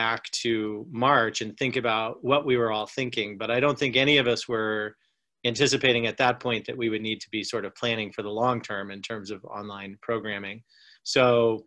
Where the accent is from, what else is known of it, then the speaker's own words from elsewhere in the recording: the North, United States; now in the South, United States; I grew up in the North, and even though I have lived in the South for a long period of time